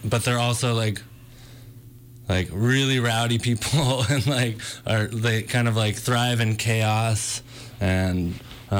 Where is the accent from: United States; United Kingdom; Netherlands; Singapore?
United States; Northern California; Originally from Northern California